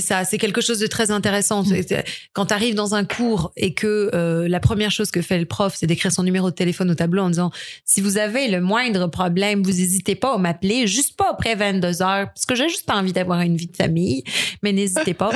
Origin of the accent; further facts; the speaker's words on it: Nouvelle-Aquitaine, France; moved away as an adult; also born or lived in Strasbourg, France / Quebec, Canada; J'ai grandi dans le sud-ouest, euh, dans le, dans le, dans le, entre le trente-trois, la Gironde, le vingt-quatre, la Dordogne et le quarante-sept, le Lot-et-Garonne